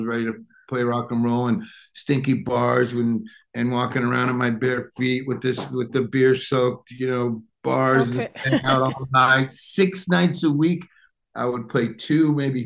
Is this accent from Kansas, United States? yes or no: no; Detroit, Michigan, United States; moved away; I grew up outside of Detroit, Michigan.